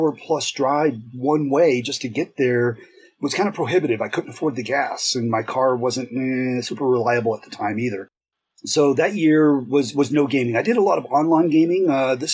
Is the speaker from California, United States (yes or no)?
no; West Texas, United States; moved away as an adult; also born or lived in San Antonio, Texas; I moved from my hometown in West Texas to San Antonio, Texas